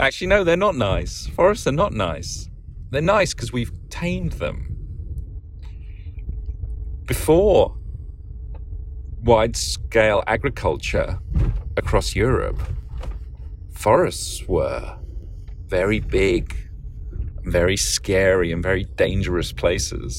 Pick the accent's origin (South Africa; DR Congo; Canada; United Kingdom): United Kingdom; England; now in Oakland, United States; I grew up in England.